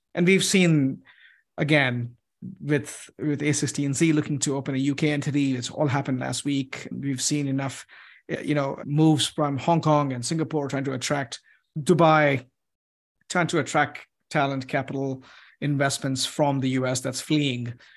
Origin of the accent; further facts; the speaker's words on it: United States; as an American